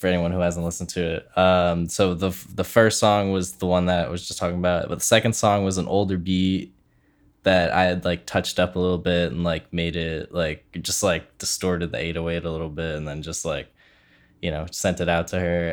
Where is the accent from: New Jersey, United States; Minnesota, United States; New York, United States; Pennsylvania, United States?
Pennsylvania, United States; Philadelphia; we're both from Philly